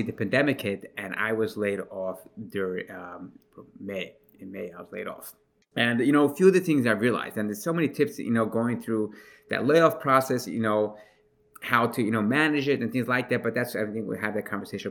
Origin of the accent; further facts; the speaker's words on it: New York City, New York, United States; I'm from Brooklyn, New York, in a town, in a place called Crown Heights